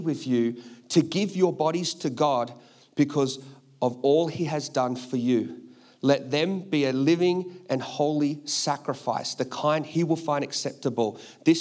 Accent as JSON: {"language": "English", "country": "Australia", "said": "I'm Australian."}